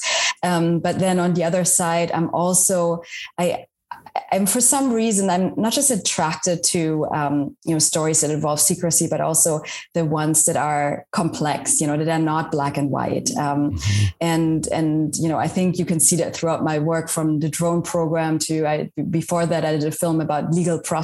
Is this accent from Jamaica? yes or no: no; West Germany, Germany; English is a second language; moved away as an adult; also born or lived in Washington, D.C.; now in United States; I grew up in Germany as well, but in West Germany